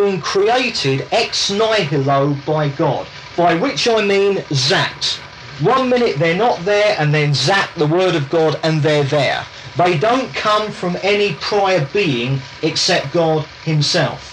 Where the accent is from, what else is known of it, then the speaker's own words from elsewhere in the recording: England, United Kingdom; I'm English, I was brought up in England.